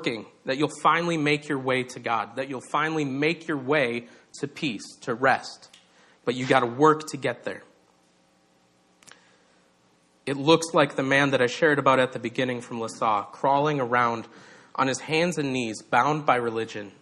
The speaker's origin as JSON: {"language": "English", "region": "Minnesota", "country": "United States", "said": "I'm from Minnesota"}